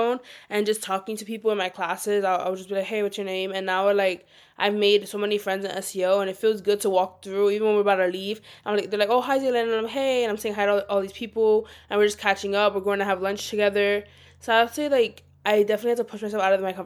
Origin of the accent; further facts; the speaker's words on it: New York City, New York, United States; we're all from New York City